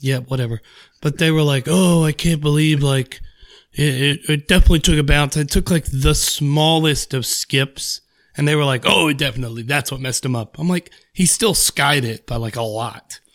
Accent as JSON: {"language": "English", "country": "United States", "said": "I'm American"}